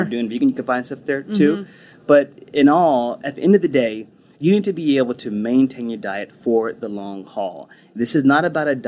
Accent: Texas, United States; I'm Texan

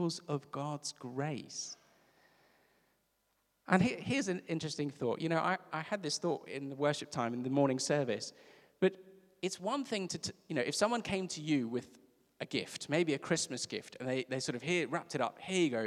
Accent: South Africa; I'm from South Africa.

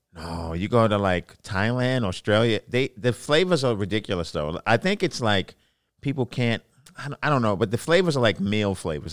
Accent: New York City, New York, United States; I grew up in Brooklyn, New York

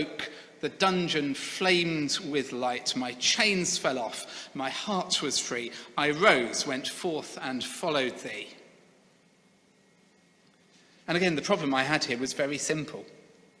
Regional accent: Sevenoaks, South East England, United Kingdom; The church where I grew up in Seven Oaks in Kent was a great church. I have very fond memories of the 20 years I attended there.

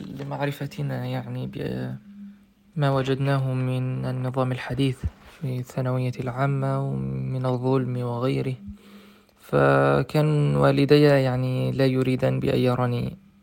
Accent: Egypt; moved away as an adult; also born or lived in Russia; شخصا من مدينتي التي في مصر

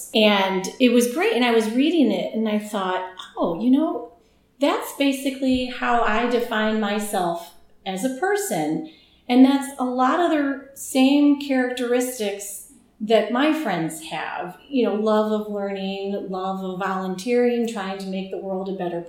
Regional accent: Chicago, Illinois, United States; grew up at Loyola. Like, I was born on Loyola Avenue.

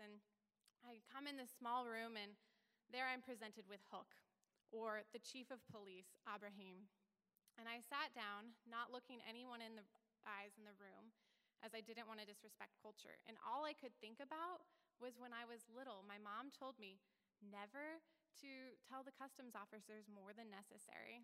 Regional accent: United States; I'm a white woman, I'm an American, I'm in a Muslim country

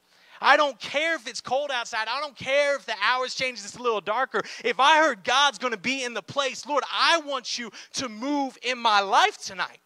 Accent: Oklahoma City, Oklahoma, United States; now in Miami, United States; I'm actually born and raised here in Oklahoma City. The 405, which I love, went from the 405 to the 305.

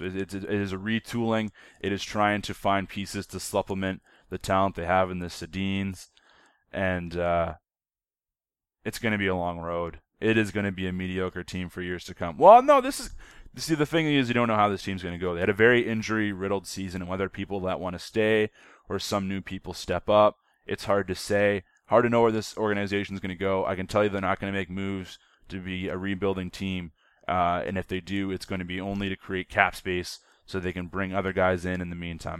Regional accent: Canada; as a Canadian

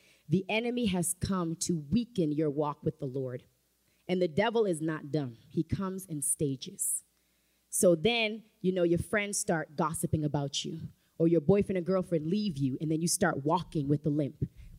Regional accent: Haiti; accent: Haitian; And I had to have my Haitian accent.

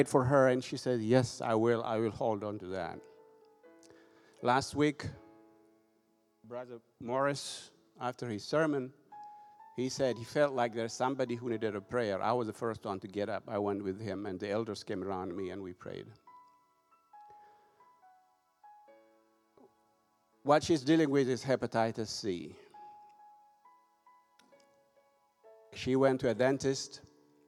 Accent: Ethiopia; also born or lived in Europe / United States; now in Tifton, United States; I'm originally from Ethiopia. I left my country over 30 years ago

